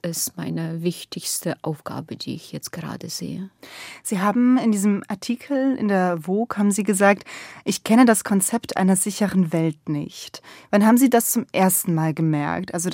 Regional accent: Donetsk Oblast, Ukraine; born there; Ja, ich bin eigentlich nicht ganz in Donetsk geboren. Ich bin neben Kramatorsk

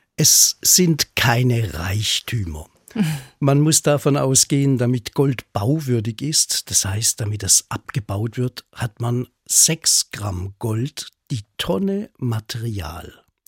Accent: Black Forest, Baden-Württemberg, Germany; bei uns in der Region im Schwarzwald

